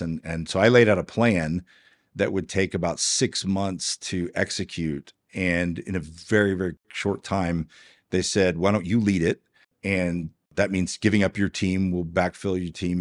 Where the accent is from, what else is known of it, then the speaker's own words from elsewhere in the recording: Houston, Texas, United States; also born or lived in Georgetown, Texas; now in Dripping Springs, United States; I grew up in Houston, Texas